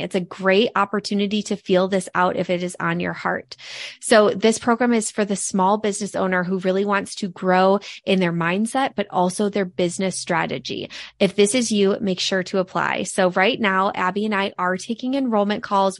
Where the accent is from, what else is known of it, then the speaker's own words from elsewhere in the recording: Midwest, United States; the three of us are from the Midwest